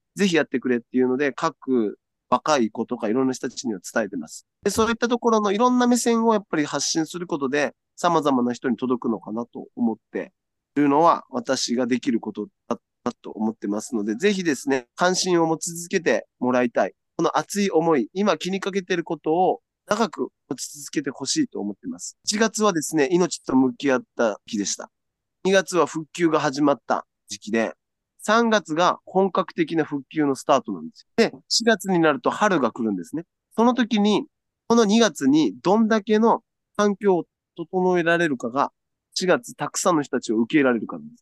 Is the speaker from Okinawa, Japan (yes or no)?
yes; Okinawa, Japan; 私沖縄の人間なので